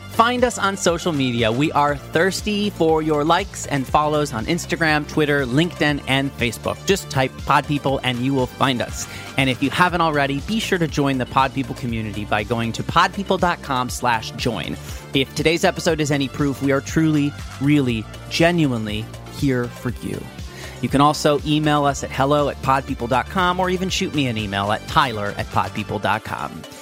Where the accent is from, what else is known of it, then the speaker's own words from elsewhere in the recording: Texas, United States; also born or lived in India; you probably have no idea that I'm actually from India. I grew up in Texas because I don't sound like I'm from anywhere.